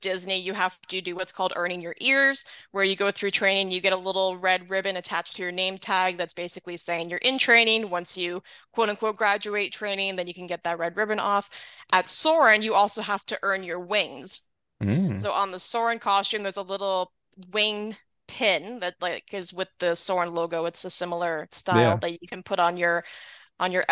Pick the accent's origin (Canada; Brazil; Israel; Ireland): Canada; Southern Ontario; I'm from Southern Ontario